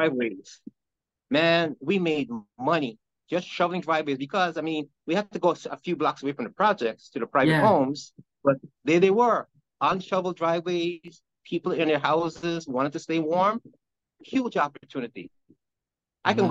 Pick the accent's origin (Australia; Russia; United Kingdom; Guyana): Guyana; now in New Jersey, United States; I'm from Guyana, South America